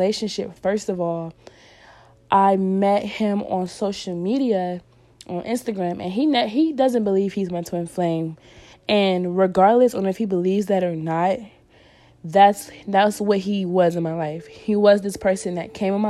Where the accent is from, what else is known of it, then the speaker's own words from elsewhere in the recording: North Carolina, United States; moved away as an adult; also born or lived in California; my hometown that I had, my home state, which was North Carolina